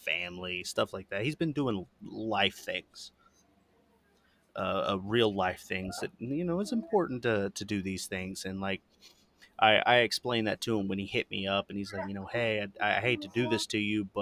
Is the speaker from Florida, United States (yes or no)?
yes; Florida, United States; That is my home state